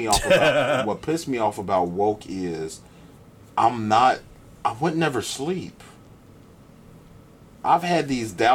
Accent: United States; we are over here living America's version of what black people are.

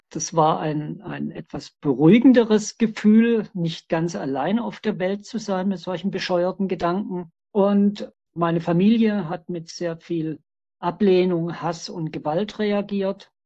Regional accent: Stuttgart, Baden-Württemberg, Germany; Ich bin 1959 in Stuttgart geboren.

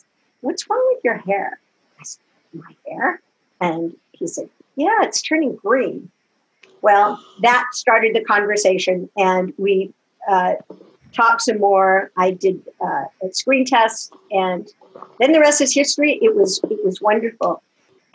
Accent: Los Angeles, San Bernardino, California, United States; we moved from Los Angeles to San Bernardino

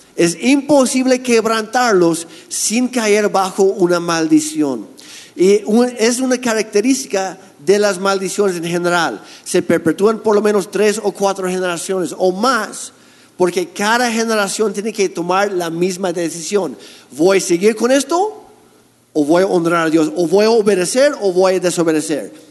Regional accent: Canada; now in Mexico; yo soy canadiense

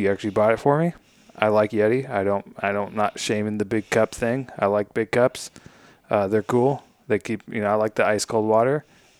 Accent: United States; I'm American.

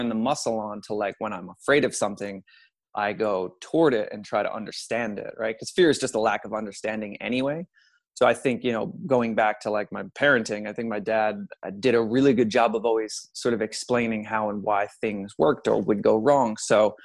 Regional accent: Long Island, New York, United States; So I'm originally from Long Island, New York. I grew up in a family of five

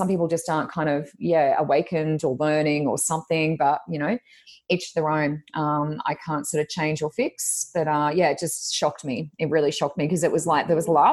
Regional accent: Australia; I grew up in Australia

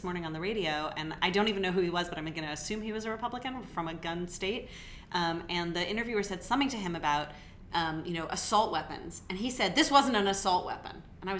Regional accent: United States; my liberty as an American

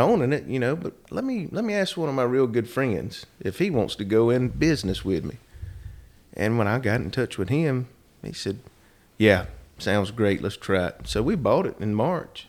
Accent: Rockingham, North Carolina, United States; also born or lived in Atlanta / Cincinnati / Cumberland, Maryland; Born and raised in Rockingham, actually.

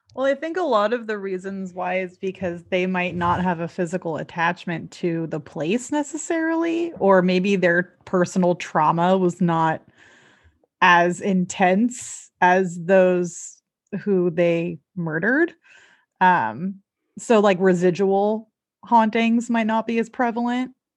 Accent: Southern California, United States; now in Seattle, United States; I live in Seattle. I'm originally from the Southern California area

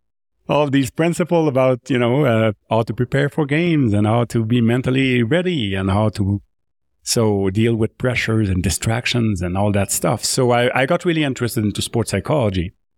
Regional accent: Drummondville, Quebec, Canada; accent: French; first language French; English is a second language; I grew up in Drummondville in Quebec. So you notice the French accent a little bit. I grew up, speaking French, and I grew up as I play hockey, ice hockey in Quebec

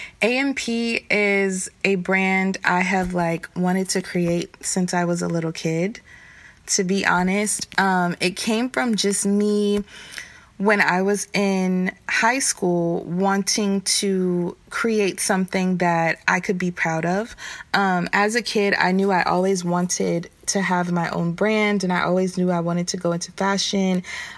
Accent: the South, United States; I'm from the South, so every time summer would come around or spring break would come around

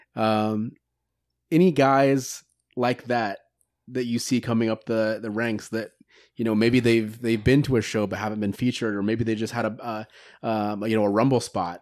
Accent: Greenfield, United States; born or raised there

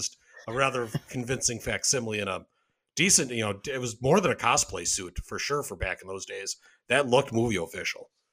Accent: Wisconsin, United States; showed up at the Sears in the mall in my hometown

